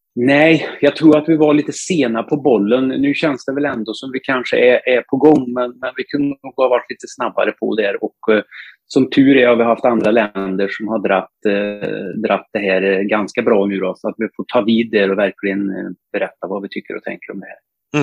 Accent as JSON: {"language": "Swedish", "area": "north of Torsby", "region": "Värmland", "country": "Sweden", "tie": "born or raised there", "said": "jag är bördig värmlänning, eh, Nordvärmland, strax norr om Torsby från början"}